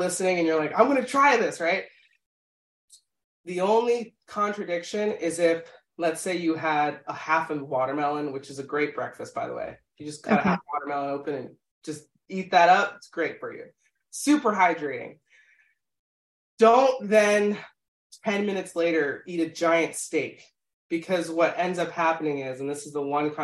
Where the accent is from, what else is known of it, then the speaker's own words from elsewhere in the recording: Philadelphia, Pennsylvania, United States; we're from Philadelphia